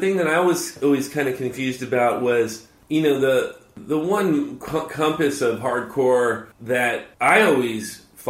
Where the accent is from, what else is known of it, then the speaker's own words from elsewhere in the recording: Harbor City, California, United States; I'm actually not an Orange County kid. I was born in Harbor City, in the South Bay. So I'm a South Bay kid.